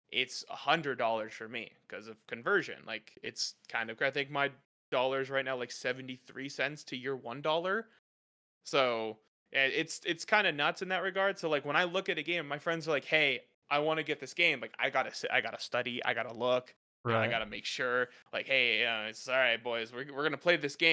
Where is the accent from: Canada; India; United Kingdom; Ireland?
Canada; I'm as a Canadian